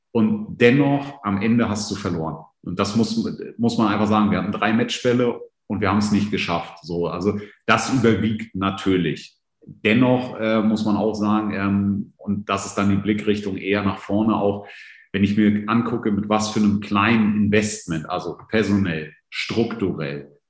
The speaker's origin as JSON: {"language": "German", "region": "Northern Germany", "country": "Germany", "tie": "born there", "said": "Habe auch ein paar Jahre in Süddeutschland verbracht, also zwar als gebürtiges Nordlicht"}